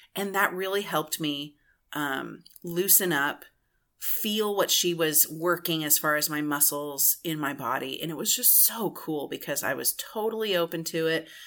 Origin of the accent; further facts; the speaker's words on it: Texas, United States; I'm from Texas.